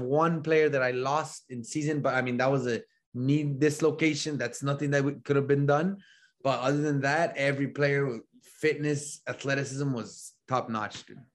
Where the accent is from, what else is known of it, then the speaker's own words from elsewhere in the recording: El Paso, Texas, United States; moved away as an adult; also born or lived in Laredo, Texas; now in Illinois, United States; I grew up in El Paso, Texas, right? Grew up there.